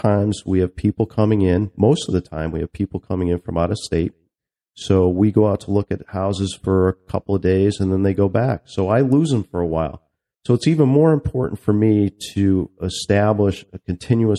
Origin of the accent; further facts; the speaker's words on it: Waterbury, Connecticut, United States; moved away as an adult; also born or lived in Myrtle Beach, South Carolina; now in Little River, United States; I'm originally from Connecticut, the Woodbury, Waterbury area